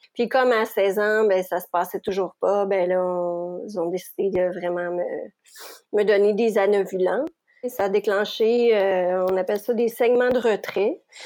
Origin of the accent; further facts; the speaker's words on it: Quebec, Canada; je suis québécoise. J'habite la région de Montréal